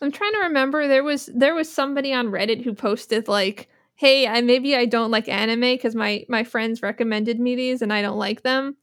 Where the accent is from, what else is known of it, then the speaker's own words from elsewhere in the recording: New Jersey, United States; now in Philadelphia, United States; I'm from New Jersey